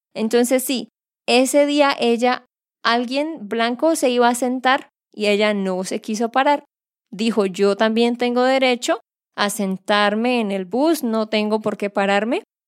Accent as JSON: {"language": "Spanish", "region": "Santander", "country": "Colombia", "said": "de Santander, Colombia"}